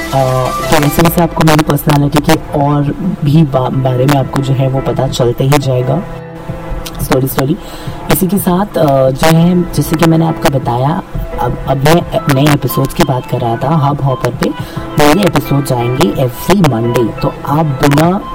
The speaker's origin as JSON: {"language": "Hindi", "town": "Mumbai", "region": "Maharashtra", "country": "India", "said": "मैं मुंबई से हूँ"}